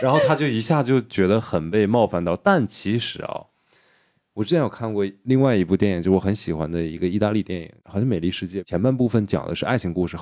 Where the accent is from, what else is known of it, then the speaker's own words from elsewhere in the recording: China; 我们大陆人